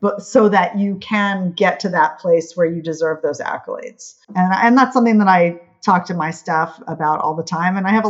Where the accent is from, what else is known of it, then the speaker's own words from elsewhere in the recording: Honolulu, Hawaii, United States; now in New York City, United States; I'm from Hawaii, Honolulu